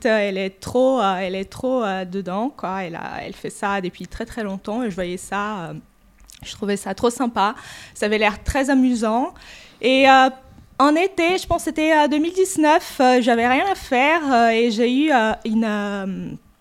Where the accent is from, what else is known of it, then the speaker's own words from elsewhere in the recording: Brazil; French is a second language; moved away as an adult; now in France; j'ai 41 euh, ans. Euh, je suis brésilienne